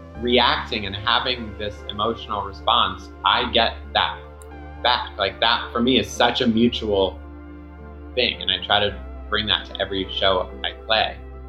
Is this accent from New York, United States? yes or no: yes; Long Island, New York, United States; born there; I was born in Long Island. I always joke that I was born into a U-Haul because we moved immediately.